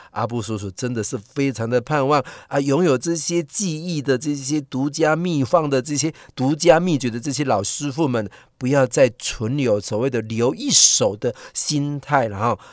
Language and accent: Chinese; Taiwan; 我们台湾人却是对自己的人是这样